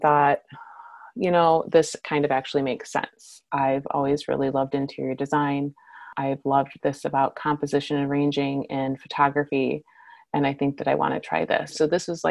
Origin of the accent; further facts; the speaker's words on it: Michigan, United States; now in Portland, United States; grew up in Michigan